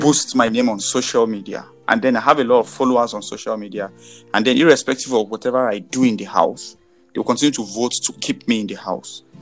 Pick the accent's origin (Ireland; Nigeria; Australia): Nigeria; being a Nigerian